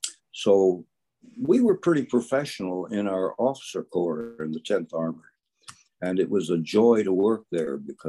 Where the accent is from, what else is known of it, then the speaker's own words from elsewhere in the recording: Fort Smith, Arkansas, United States; I was from Fort Smith.